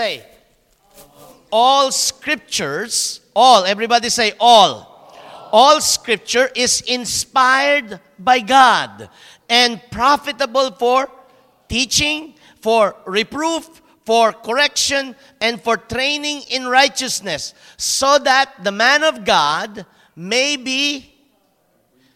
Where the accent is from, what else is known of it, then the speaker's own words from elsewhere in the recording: Philippines; moved away as an adult; now in Germany; I'm very small as a Filipino